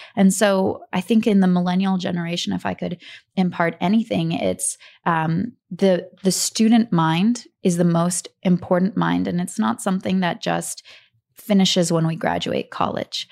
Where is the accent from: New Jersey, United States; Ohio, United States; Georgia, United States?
Georgia, United States; Atlanta; also born or lived in Kharkiv, Ukraine; we grew up in Atlanta, Georgia.